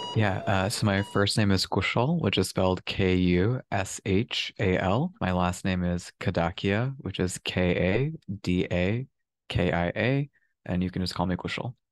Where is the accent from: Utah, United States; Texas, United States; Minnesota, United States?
Texas, United States; Houston; moved away; I'm a native Texan myself. I was born and raised in Houston